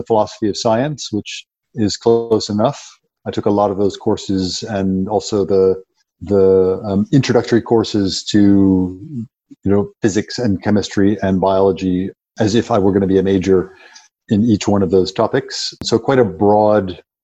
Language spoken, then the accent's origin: English; Ohio, United States; moved away as an adult; also born or lived in Chicago, United States; now in South Africa; I grew up in the Midwest in a small town in Ohio